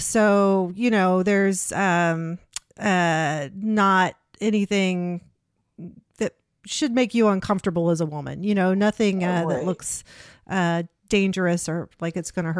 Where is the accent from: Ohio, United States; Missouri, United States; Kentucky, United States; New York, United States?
Ohio, United States; I'm from Ohio.